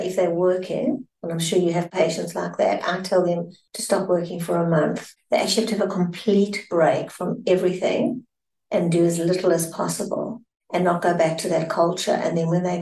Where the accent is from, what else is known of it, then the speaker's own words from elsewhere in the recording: South Africa; I'm South African